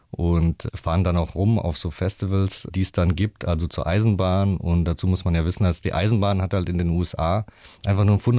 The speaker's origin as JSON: {"language": "German", "town": "Rüsselsheim", "region": "Hesse", "country": "Germany", "tie": "born or raised there", "said": "Also ich bin ja in so einem ähm, ja, Sozialblock äh, groß geworden in der Opelstadt, in Rüsselsheim. Und die Eltern waren alle arbeiten natürlich, waren viele Schlüsselkinder."}